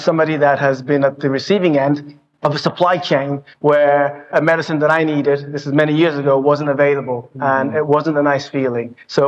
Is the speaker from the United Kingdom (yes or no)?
yes; United Kingdom; moved away as an adult; also born or lived in Mexico / Germany; now in Indiana, United States; And as you can tell from my accent, I'm not from around here. I'm British.